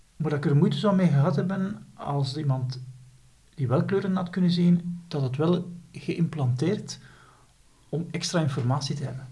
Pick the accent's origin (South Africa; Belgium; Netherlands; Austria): Belgium; Flanders